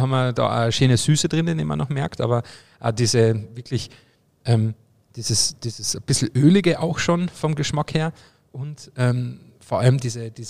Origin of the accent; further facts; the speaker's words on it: Obervellach, Carinthia, Austria; mein, mein Heimatort Obervellach im Mölltal ist ja eine Partnergemeinde